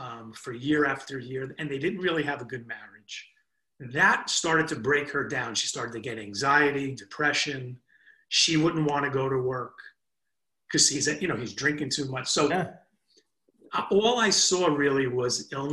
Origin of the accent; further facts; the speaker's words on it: New Jersey, United States; we're from Jersey